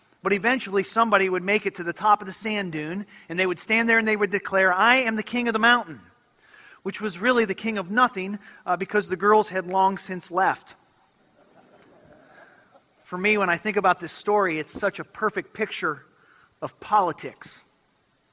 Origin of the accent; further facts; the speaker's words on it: Michigan, United States; I grew up in Michigan and was from a little town that was right on the shores of Lake Michigan.